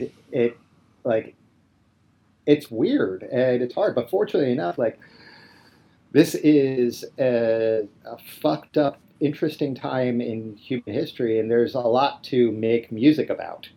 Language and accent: English; Upper Darby, Pennsylvania, United States; I'm from Upper Darby, uh, like, like the Drexel Hill Upper Darby cusp